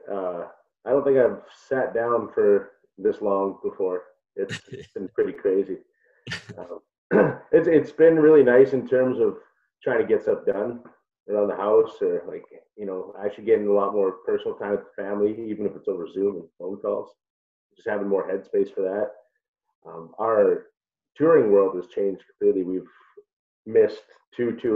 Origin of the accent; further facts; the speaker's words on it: Prince Albert, Saskatchewan, Canada; actually from Prince Albert.